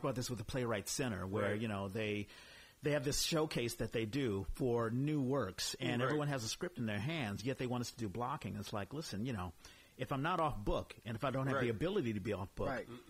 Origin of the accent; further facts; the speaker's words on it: Washington, District of Columbia, United States; moved away; also born or lived in New York; I'm from Washington, D.C., and I went to school in New York